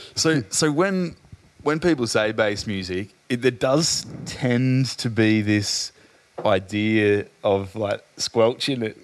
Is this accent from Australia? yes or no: yes; Adelaide, South Australia, Australia; moved away; I'm from Adelaide originally